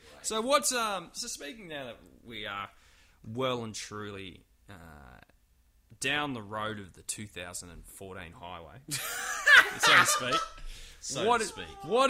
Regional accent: New South Wales, Australia; now in Melbourne, Australia; I remember when I was a kid in New South Wales, which is where I lived back in when I was a young lad.

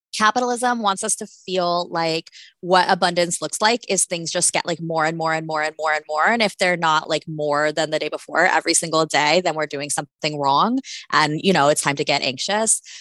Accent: Florida, United States; I'm from Florida

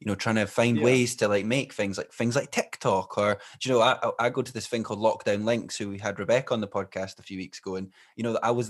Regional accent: Glenrothes, Scotland, United Kingdom; growing up in Glenrothes

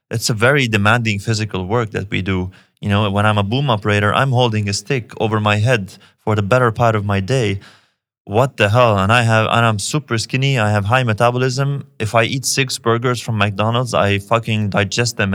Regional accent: Lebanon; again, I'm from Lebanon. I'm from a place where the government doesn't take care of you the way it should.

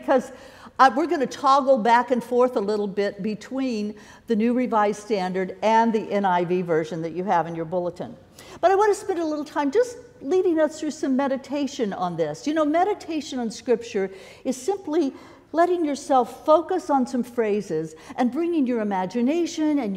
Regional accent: Kansas City, United States; I grew up in the Kansas City area

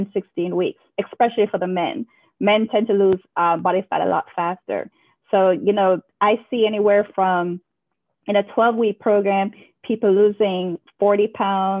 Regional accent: Kingston, Jamaica; moved away as an adult; now in United States; I'm from Kingston, Jamaica, and, you know, I was born in 1981.

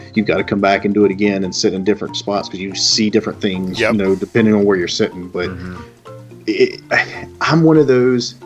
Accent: the South, United States; I'm from the South

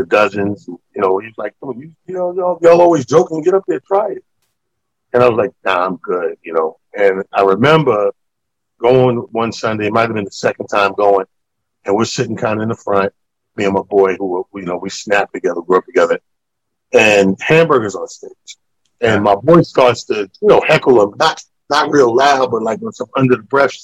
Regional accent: Mount Vernon, New York, United States; on the border of our hometown, Mount Vernon

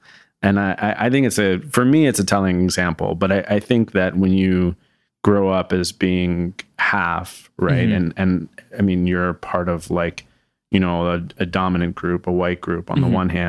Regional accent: Voorhees, New Jersey, United States; So, I grew up in Southern New Jersey, in Voorhees, New Jersey, in a town of, it's about 30,000 people. It's a generally a wealthier city. It's sort of a suburb of Philadelphia.

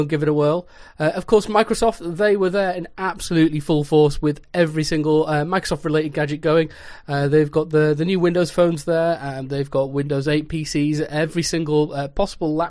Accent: North West England, United Kingdom; I hail from Sector 7G, or more commonly known as the northwest of England

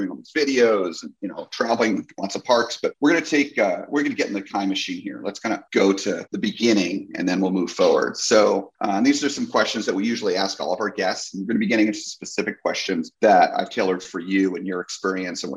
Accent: New Jersey, United States; growing up in New Jersey, I was near Great Adventure

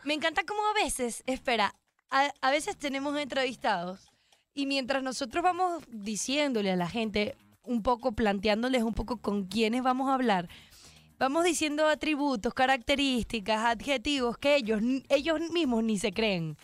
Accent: Venezuela; soy venezolano

